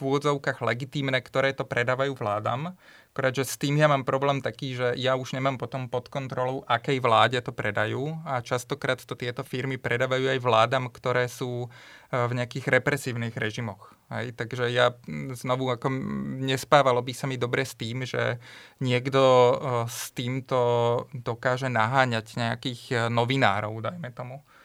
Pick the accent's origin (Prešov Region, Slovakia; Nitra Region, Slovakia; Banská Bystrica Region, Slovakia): Nitra Region, Slovakia; Topoľčany; ja pochádzam z Topolčian a v malých e, Topolčanoch som akoby nemal s kým sa rozprávať